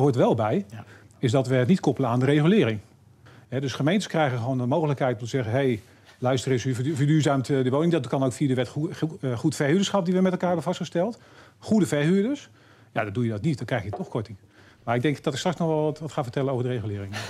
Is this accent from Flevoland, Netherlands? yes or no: no; Harderwijk, Gelderland, Netherlands; waar ik vandaan kom, uit Harderwijk, veel minder groot is.